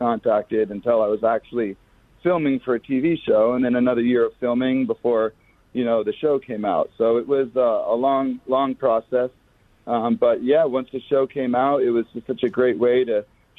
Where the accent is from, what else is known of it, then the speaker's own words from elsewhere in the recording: Vermont, United States; moved away as an adult; now in Florida, United States; I grew up in Vermont.